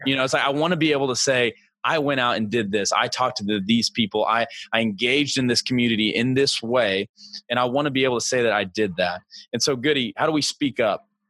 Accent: Missouri, United States; I'm from Missouri, but I was in I was in high school whenever the Ferguson deal went on

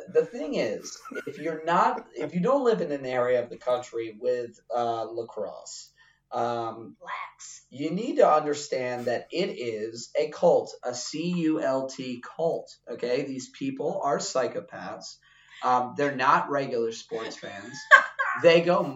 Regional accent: Baltimore, Maryland, United States; also born or lived in Wichita, Kansas; I come up in Maryland, you know, grow up my formidable years, you know, my high school and college years in Baltimore

